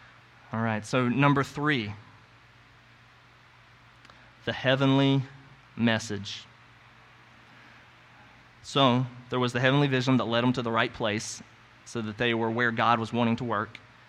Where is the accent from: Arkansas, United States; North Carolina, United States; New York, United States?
North Carolina, United States; So I came from North Carolina, as you know. We had this saying in North Carolina when we were sharing the gospel with other people in the South.